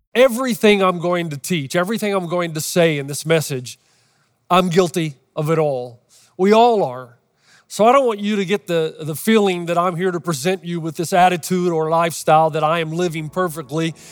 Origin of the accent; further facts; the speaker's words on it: Los Angeles, California, United States; Los Angeles